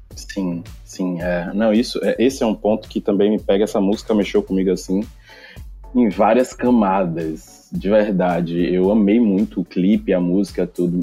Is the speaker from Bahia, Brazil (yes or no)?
yes; Salvador, Bahia, Brazil; Sou daqui de Salvador.